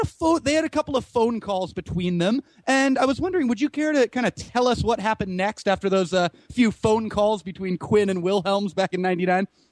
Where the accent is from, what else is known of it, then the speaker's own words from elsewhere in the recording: Santa Cruz, California, United States; I grew up down in the Santa Cruz area